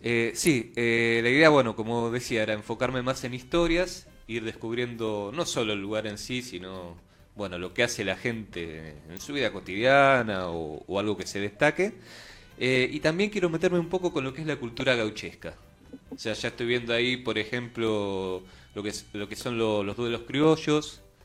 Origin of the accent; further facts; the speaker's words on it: Buenos Aires, Argentina; nosotros, bueno, como porteños